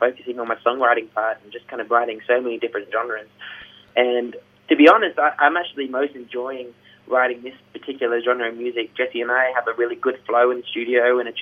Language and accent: English; Gold Coast, Queensland, Australia; we're from the Gold Coast